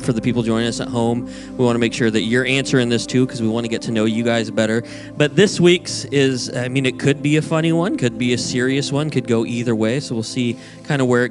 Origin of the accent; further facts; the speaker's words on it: Montana, United States; now in California, United States; I'm from Montana, and we live in California now, but, you know, we like to go visit my family at least, you know, twice a year or so up